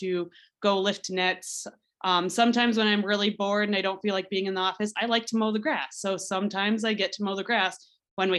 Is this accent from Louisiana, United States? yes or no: no; South Dakota, United States; I grew up in South Dakota, and I really like South Dakota, so it's really somewhere where I wanted to stay.